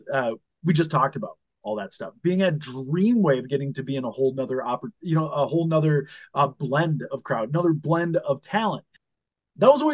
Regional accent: Minnesota, United States; moved away; also born or lived in Chicago; I'm growing up in Minnesota

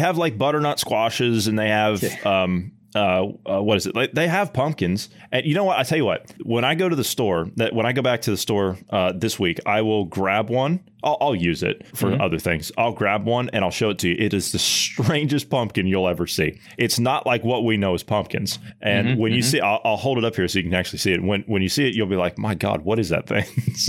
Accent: Ohio, United States; Obviously, I'm a Midwesterner. I'm from Ohio, and you're from down south in Oklahoma.

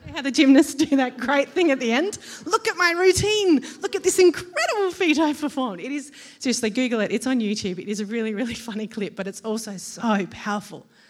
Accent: Australia; as an Australian

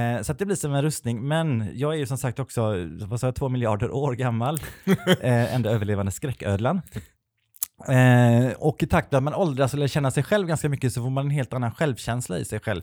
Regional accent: Kungälv, Västra Götaland, Sweden; Jag är ju från Kungälv som är en liten nazistisk ort två mil mm. norr, om, eh, norr om Göteborg

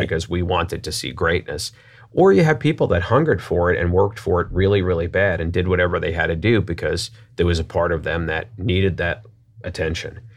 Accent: New York, United States; now in St. Louis, United States; I'm from New York

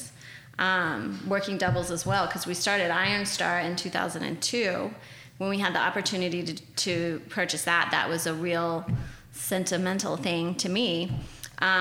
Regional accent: Oklahoma City, Oklahoma, United States; I am from Oklahoma City, so I grew up here.

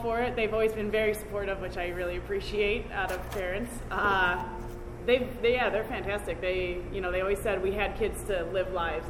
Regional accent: Wheaton, Illinois, United States; now in Chicago, United States; I'm from Wheaton, Illinois.

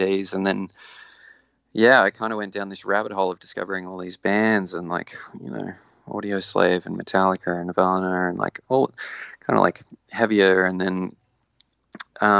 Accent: Walcha, New South Wales, Australia; also born or lived in Sydney; now in Newcastle, Australia; I grew up in Walker, which is a small country town

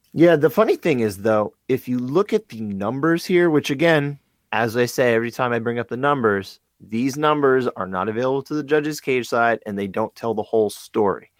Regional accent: New Jersey, United States; I'm from Jersey

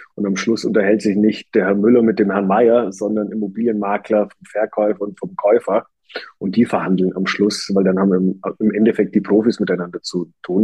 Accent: Germany; bei uns in Deutschland

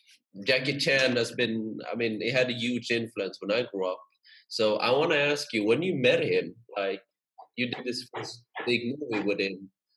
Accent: Sweden; growing up in Sweden, there are not a lot of Asians, you know. So yeah. I thought that was cool. And I grew up in a small town, you know, in Sweden. We're only 10,000 people

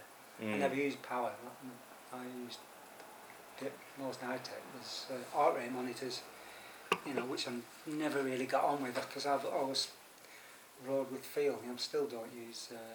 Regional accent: Preston, North West England, United Kingdom; now in London, United Kingdom; we're both from Preston

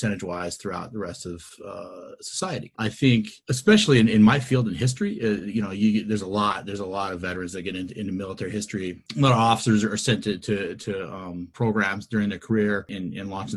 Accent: Washington, United States; I was born and raised out in Washington State, so I'm a Pacific Northwest guy at my core

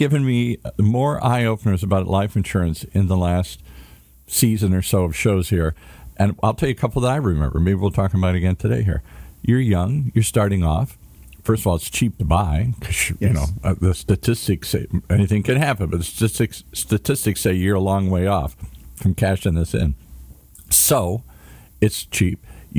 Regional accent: Midwest, United States; now in Hollywood, United States; So I come to Hollywood from the Midwest you come to California, meet beautiful women and sun and fun and find my way in the world.

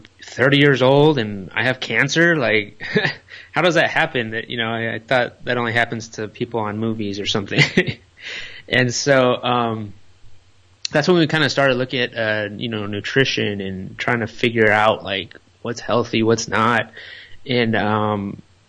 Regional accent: Los Angeles, California, United States; moved away; we're from the Los Angeles area. You know, we live in that area our whole life

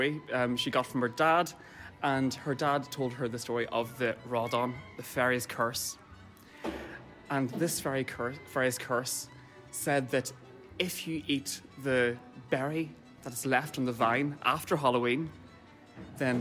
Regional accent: Derry, Northern Ireland, United Kingdom; now in Dublin, Ireland; I'm a composer and I'm based here in Dublin, but I'm from Derry

